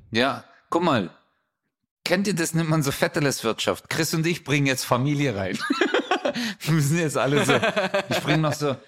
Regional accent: Stuttgart, Baden-Württemberg, Germany; da wo ich herkomme, 7000 Stuttgart 31

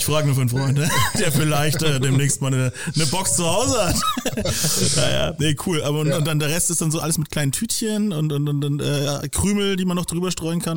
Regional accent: Franconia, Germany; also born or lived in Nuremberg; als Bewohner dieser Stadt oder auch als Franke

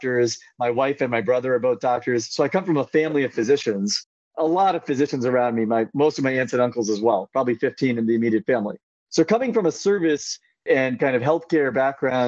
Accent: Central California, United States; now in San Francisco, United States; I grew up in Central California

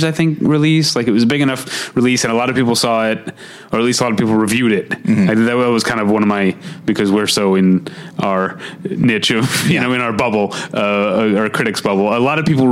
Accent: Midwest, United States; accent: Midwestern; my Midwestern accent

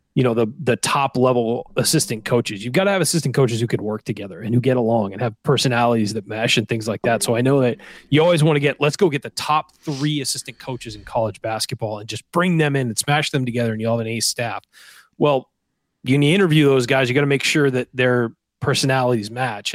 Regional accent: San Diego, California, United States; moved away as an adult; also born or lived in Indiana; I'm from Southern California where it's very dry. There's not a whole lot of humidity. It's, there's an ocean breeze everywhere in San Diego

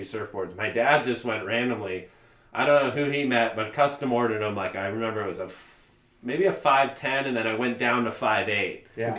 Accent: Garden Grove, California, United States; also born or lived in Long Beach, California; Grew up in Garden Grove.

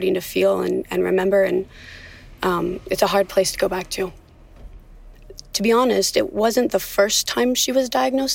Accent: Thousand Oaks, California, United States; also born or lived in Los Angeles / Simi Valley; I grew up in Thousand Oaks, which is only about 5 more miles from where we are right now.

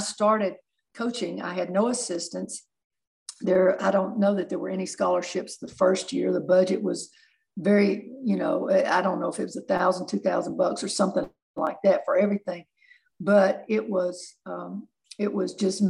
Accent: Chattanooga, Tennessee, United States; I grew up in East Lake, and my parents owned a little mom and pop restaurant for 50 years

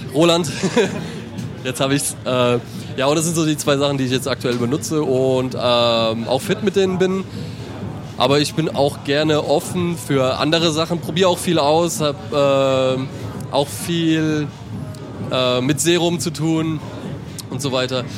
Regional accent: Mannheim / Heidelberg / Ludwigshafen, Rhine-Neckar, Germany; bei uns in Mannheim

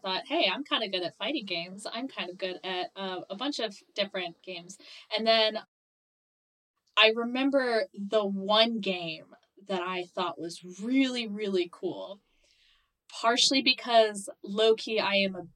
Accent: Morocco; moved away; also born or lived in East Coast, United States; I grew up between two countries. So I grew up on the East Coast of mm-hmm. the U.S. and moved when I was 9 years old to Morocco, because that's where my parents are from

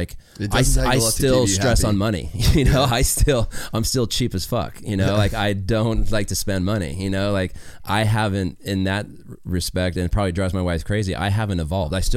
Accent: Las Vegas, Nevada, United States; I grew up in Vegas

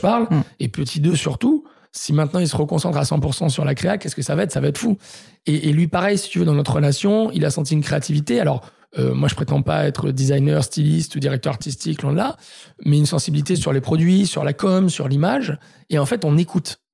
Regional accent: Marseille, Provence-Alpes-Côte d'Azur, France; now in Paris, France; je suis marseillais

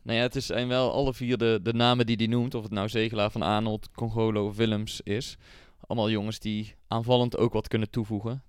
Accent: North Brabant, Netherlands; voor Eindhoven, gewoon voor ons als Brabanders

